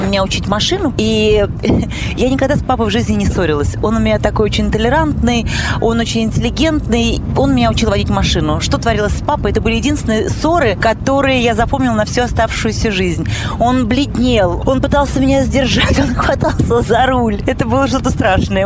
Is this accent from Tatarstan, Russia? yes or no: no; Moscow, Russia; я коренная москвичка